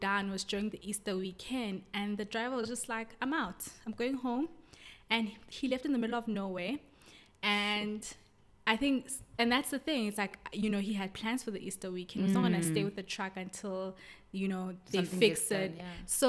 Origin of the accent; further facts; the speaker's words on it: KwaMhlanga, Mpumalanga, South Africa; also born or lived in Pretoria; I was born in Pretoria, but I was raised in Kwamhlanga. It's a small township outside Pretoria